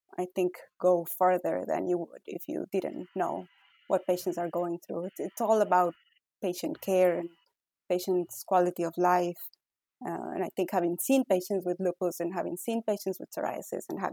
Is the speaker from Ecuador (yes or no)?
yes; Ecuador; English is a second language; moved away as an adult; now in United States; I was born in Ecuador, born and raised. I went to medical school in Ecuador